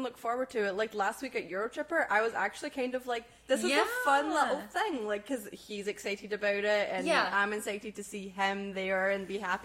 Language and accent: English; Scotland, United Kingdom; moved away; I am Scottish, and that's just in my genes